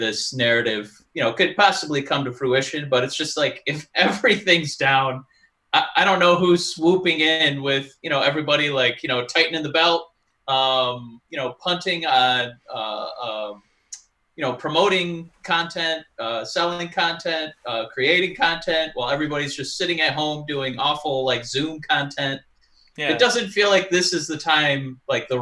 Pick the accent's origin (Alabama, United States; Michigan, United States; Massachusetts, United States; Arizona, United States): Michigan, United States; accent: Michigan; my Michigan accent